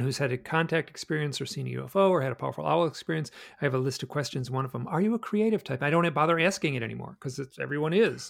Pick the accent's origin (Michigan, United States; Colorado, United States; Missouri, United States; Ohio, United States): Michigan, United States; moved away as an adult; also born or lived in New York City / Alaska; I grew up in the Midwest